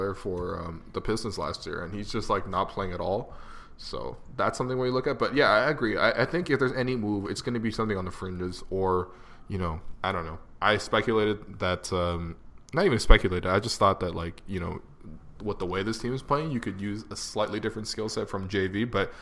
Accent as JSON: {"language": "English", "town": "Toronto", "region": "Ontario", "country": "Canada", "tie": "born or raised there", "said": "I grew up in Etobicoke, and I've been out here claiming Mississauga."}